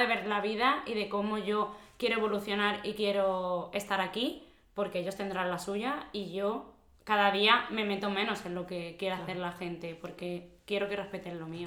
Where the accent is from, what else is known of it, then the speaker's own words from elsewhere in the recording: Córdoba, Andalusia, Spain; moved away as an adult; also born or lived in Basque Country; now in Alicante, Spain; yo que soy de Córdoba, de Andalucía, y sí es verdad que como que somos más abiertos